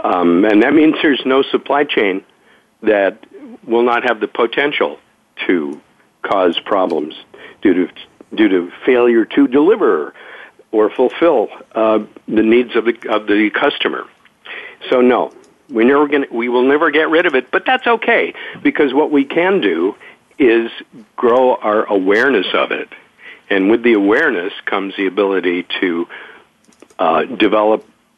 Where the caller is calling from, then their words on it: California, United States; I'm in the San Francisco Bay Area, so it's a nice, bright, sunny morning here.